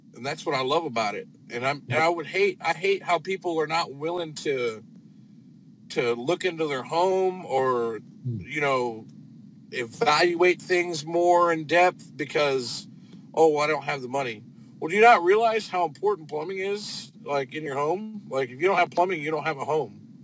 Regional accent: northern Indiana, United States; now in Texas, United States; I'm from uh, northern Indiana. Um, I'm not a Texan, but I got here as fast as I could. Um, I lived up there since about uh, 2008, 2007.

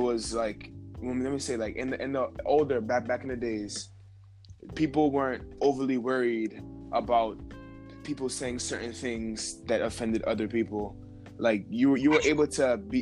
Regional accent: New York City, New York, United States; From Brooklyn

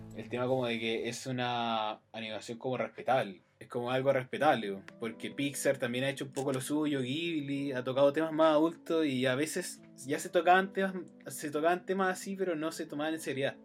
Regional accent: Chile; conozco a Chile porque soy de Chile

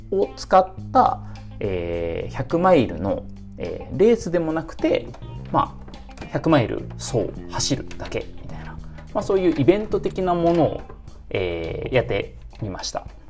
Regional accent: Nagoya, Aichi, Japan; 出身が愛知県名古屋市なんですけども

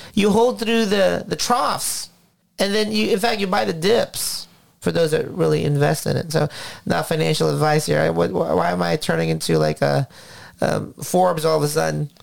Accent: Philippines; now in United States; I came from the Philippines, 1984, when my father lost his job

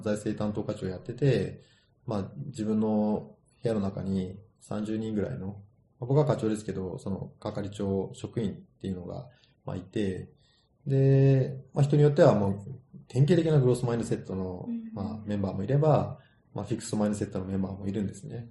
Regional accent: Kagoshima, Japan; moved away as an adult; also born or lived in Chicago / Kesennuma; now in Yokohama, Japan; 自分は鹿児島人であること、日本人であることを誇りに思う

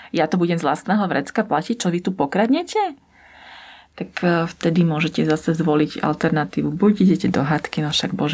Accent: Bratislava, Bratislava Region, Slovakia; ja teda pochádzam z Bratislavy, ale dva a pol roka som pracovala v takom menšom okresnom meste.

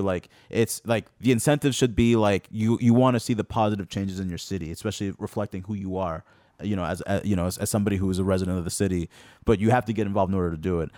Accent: Lynn, Massachusetts, United States; when I was growing up in Lynn, I felt like, um, Lynn was more of an older type of kind of city

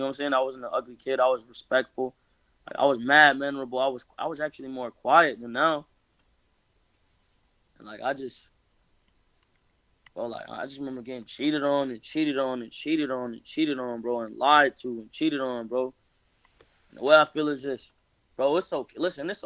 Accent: Florida, United States; I'm from Florida. I am from here. I was born here.

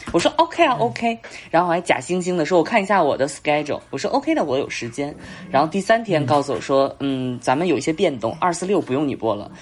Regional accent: Beijing, China; 我是北京的

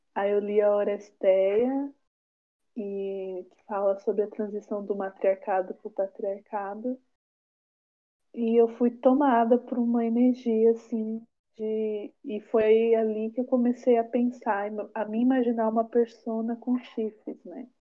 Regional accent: São Paulo, Brazil; now in Taboão da Serra, Brazil; moro em Taboão da Serra há uns 10 anos. Sou aqui da periferia da. sou daqui. sou daqui da periferia da periferia, daqui de Taboão. E nasci em São Paulo

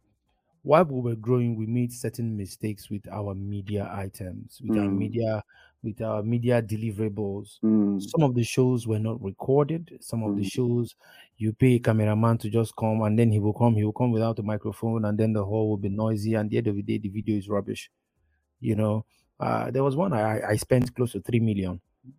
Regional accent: Igbo, Igboland, Nigeria; my experience as a Nigerian, and my experience as an Igbo boy

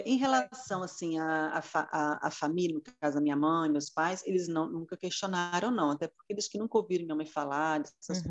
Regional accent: Muniz Freire, Espírito Santo, Brazil; moved away as an adult; also born or lived in Vitória; now in Vila Velha, Brazil; Eu sou do interior do, do estado, nasci em Muniz Freire, mas é, fiz o concurso público e para a Justiça Federal, então vim para Vitória e moro em Vila Velha já há 27 anos

